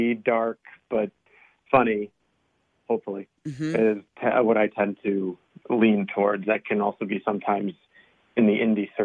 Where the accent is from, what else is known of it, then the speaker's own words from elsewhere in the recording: New Jersey, United States; moved away as an adult; now in Los Angeles, United States; I grew up in Jersey, and I've spent the last about 8 years in Los Angeles. And I am transitioning back to the East Coast, I think.